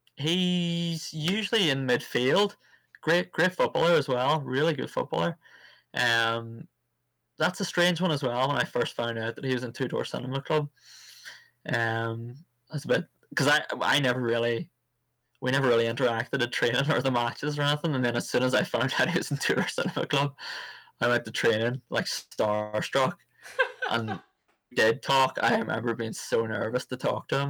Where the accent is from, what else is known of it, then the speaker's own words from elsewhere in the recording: Cookstown, Northern Ireland, United Kingdom; I came from Cookstown, and the town was so segregated when it came to the likes of sports